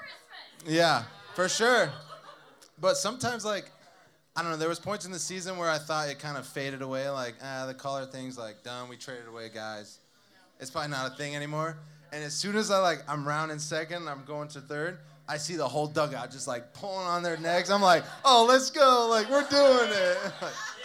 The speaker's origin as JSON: {"language": "English", "region": "Southern California", "country": "United States", "tie": "born or raised there", "said": "I grew up in Southern California"}